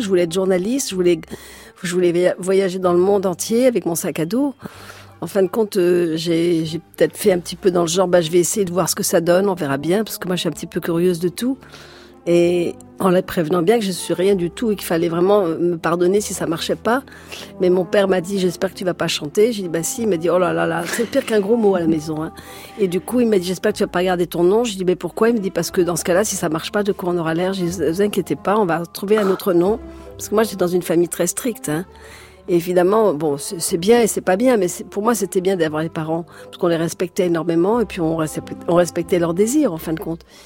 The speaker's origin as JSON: {"language": "French", "town": "Paris", "region": "Île-de-France", "country": "France", "tie": "born or raised there", "also_born_or_lived": "plantation (unnamed, abroad)", "said": "Après j'habitais rue de Paradis"}